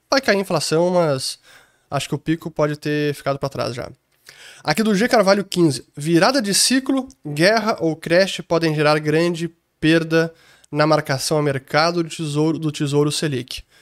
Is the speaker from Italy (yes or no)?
yes; Italy; Então, eu como italiano preferiria ter euros em vez de lira italiana.